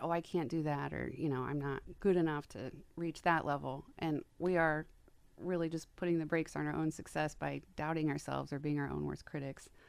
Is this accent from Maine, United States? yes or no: no; Wabash, Indiana, United States; now in Fort Wayne, United States; I grew up in Wabash, Indiana